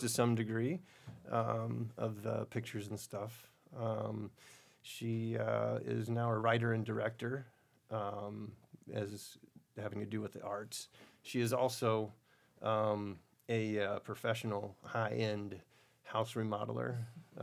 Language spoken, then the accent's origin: English; Destin, Florida, United States; my my hometown of Destin